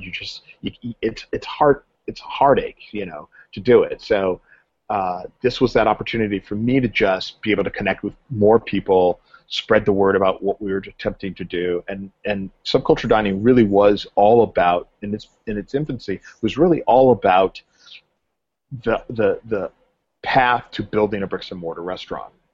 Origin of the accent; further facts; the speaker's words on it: Southern California, United States; I grew up in Southern California